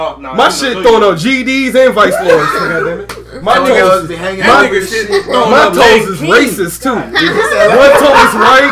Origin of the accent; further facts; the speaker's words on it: Brunswick, Georgia, United States; I'm from Brunswick, Georgia. I'm from St. Thomas Island, Georgia.